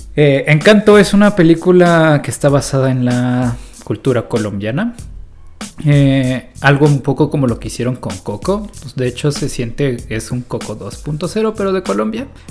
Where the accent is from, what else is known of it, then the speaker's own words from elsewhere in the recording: Mexico; como mexicano